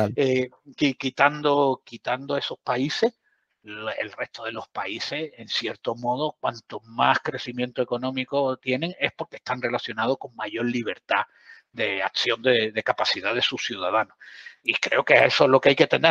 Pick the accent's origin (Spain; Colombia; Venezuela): Spain; southern Andalusia; soy del sur de Andalucía